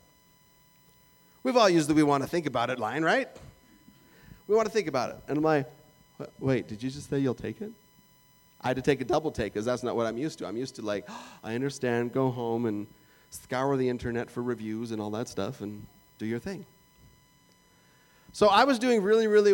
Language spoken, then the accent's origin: English; Canada; moved away as an adult; That's where I was born